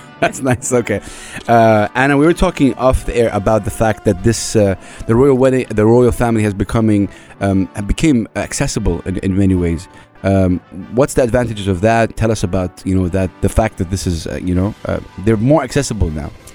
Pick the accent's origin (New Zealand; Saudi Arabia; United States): Saudi Arabia; now in United Arab Emirates; I'm, I'm from Saudi Arabia